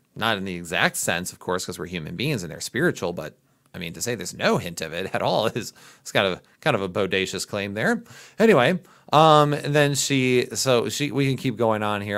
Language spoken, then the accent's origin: English; Midwest, United States; accent: Midwest; my Midwest accent